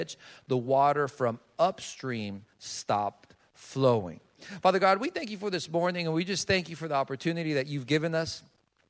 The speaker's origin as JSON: {"language": "English", "country": "Colombia", "tie": "born or raised there", "moved": "yes", "said": "I'm from Colombia. That's where I was born and raised."}